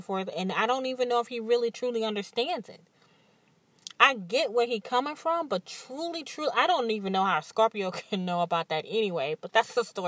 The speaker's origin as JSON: {"language": "English", "region": "Mississippi", "country": "United States", "moved": "yes", "lives_now": "New Orleans, United States", "said": "I'm from Mississippi"}